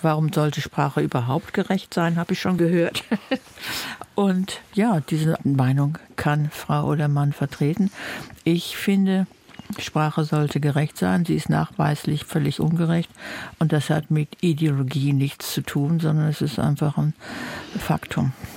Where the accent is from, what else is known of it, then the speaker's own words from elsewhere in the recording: Germany; wir reden normalerweise korrektes Deutsch als Deutsche